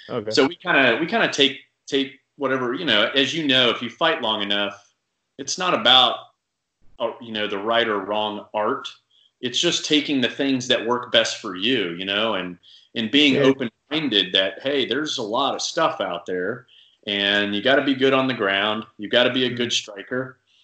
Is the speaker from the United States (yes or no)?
no; Saudi Arabia; Was like the only thing available where I grew up overseas in Saudi